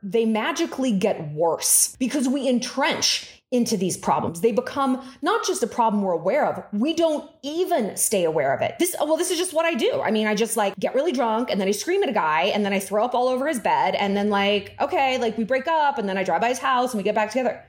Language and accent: English; Newport Beach, California, United States; my hometown of Crystal Cove in Newport Beach